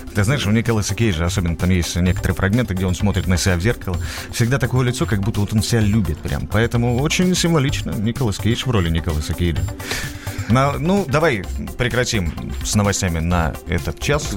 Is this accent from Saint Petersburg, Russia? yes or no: yes; Saint Petersburg, Russia; я из Питера